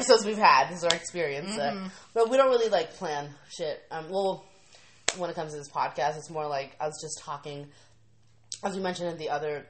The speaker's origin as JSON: {"language": "English", "region": "California", "country": "United States", "tie": "born or raised there"}